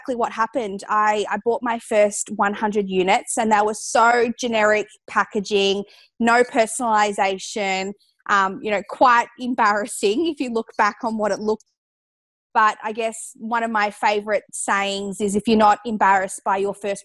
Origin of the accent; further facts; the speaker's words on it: Geelong, Victoria, Australia; where I grew up in Geelong, we actually at this time had no cold pressed juice bars in the city.